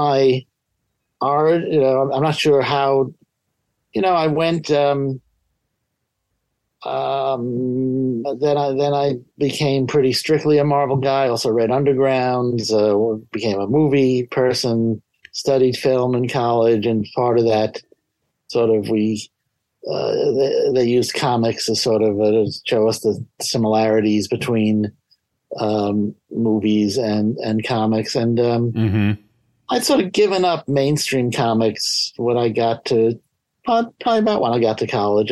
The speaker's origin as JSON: {"language": "English", "town": "New York City", "region": "New York", "country": "United States", "tie": "born or raised there", "said": "I grew up in New York City."}